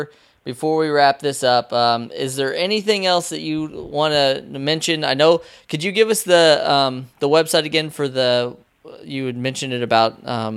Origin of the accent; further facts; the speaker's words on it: Southern Indiana, United States; now in East Coast, United States; I'm from Southern Indiana, so I am a little bit different from you. But I did move. I'm out here on the East Coast now